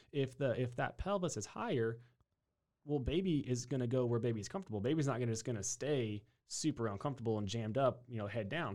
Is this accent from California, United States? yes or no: no; New Braunfels, Texas, United States; also born or lived in Upstate New York; born and raised in Texas, uh, in, in New Braunfels, Schlitterbahn town